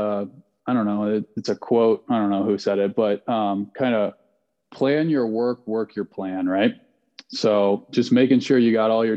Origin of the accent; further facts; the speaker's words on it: Vail, Colorado, United States; I grew up in Vail, Colorado